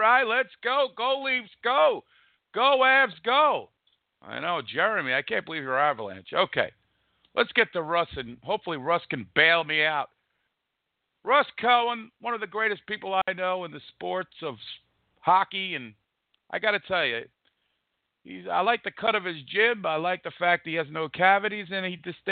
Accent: United States; growing up in the States

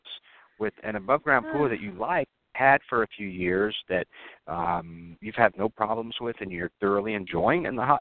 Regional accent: the South, United States; I'm from the South. I was born and raised here

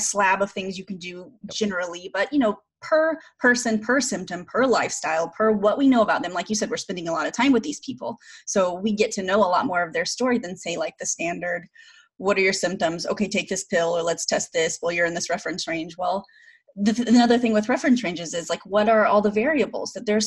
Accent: Oklahoma, United States; I grew up in Oklahoma

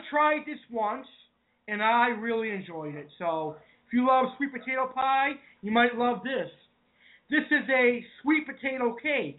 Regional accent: Massachusetts, United States; I am from New England, and I'm from Massachusetts

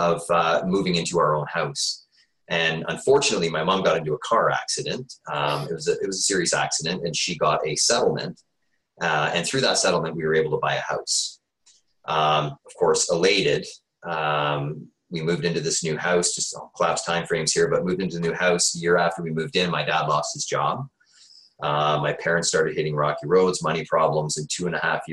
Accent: Peterborough, Ontario, Canada; now in Waterloo, Canada; I grew up in Ontario Housing in Peterborough.

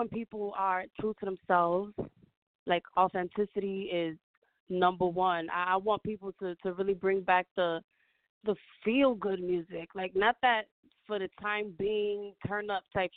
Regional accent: New York City, New York, United States; I'm from New York. I'm from the Bronx

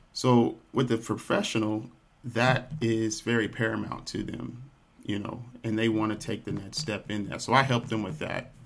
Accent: Dallas, Texas, United States; I grew up here in Dallas, Texas

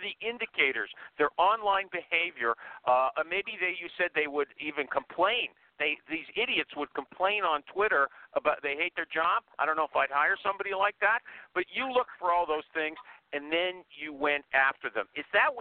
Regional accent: Canada; I'm Canadian.

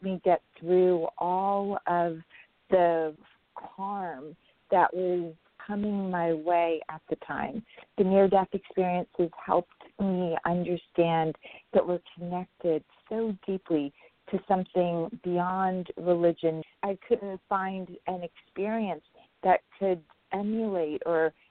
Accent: Pakistan; I was born in Pakistan to a very beautiful, educated grandmother and very young mother

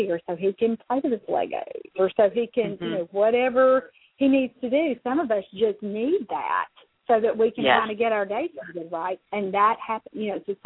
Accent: the South, United States; I'm from the South

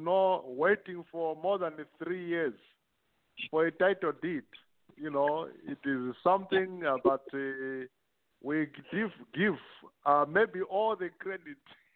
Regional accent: Choma, Southern Province, Zambia; moved away; myself from Choma

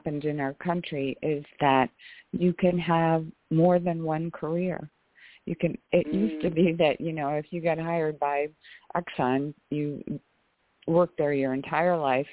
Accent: Ohio, United States; I grew up in Ohio

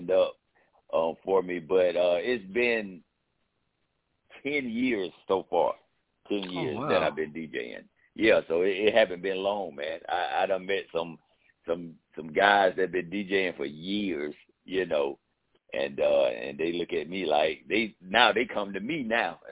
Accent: Jacksonville, Florida, United States; now in Albany, United States; I'm born and raised in Jacksonville, moved to Albany, Georgia. And this is where I stay

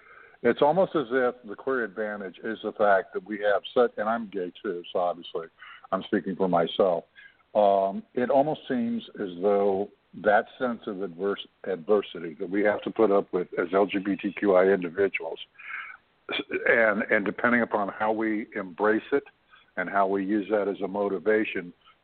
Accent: just outside of Toronto, Ontario, Canada; I'm 61 years old, you know, when I was coming up as a young person in my native Ontario, I grew up just outside of Toronto

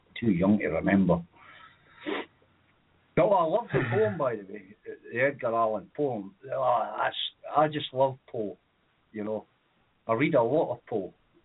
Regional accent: Edinburgh, Scotland, United Kingdom; when we were kids, we sort of targeted the more affluent areas of Edinburgh

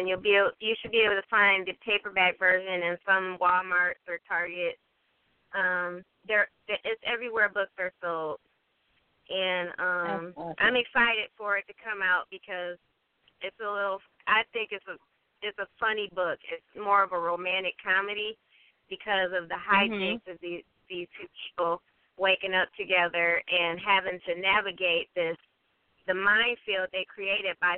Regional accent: Detroit, Michigan, United States; I am from the Detroit, Southwest Detroit area.

